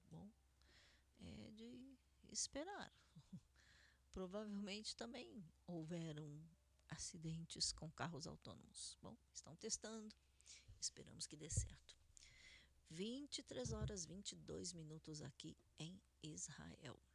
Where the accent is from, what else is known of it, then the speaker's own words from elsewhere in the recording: Argentina; Portuguese is a second language; dissemos, nós somos argentinos, não somos sefaradim.